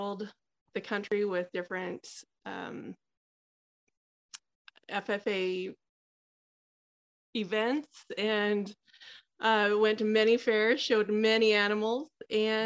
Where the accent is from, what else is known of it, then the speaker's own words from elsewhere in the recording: Moreland, Idaho, United States; also born or lived in Oregon / Washington; I was born and raised here in Southeast Idaho